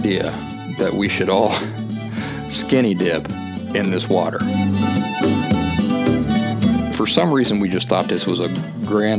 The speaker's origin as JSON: {"language": "English", "region": "Appalachian foothills", "country": "United States", "tie": "born or raised there", "said": "When I was a kid growing up in the Appalachian foothills"}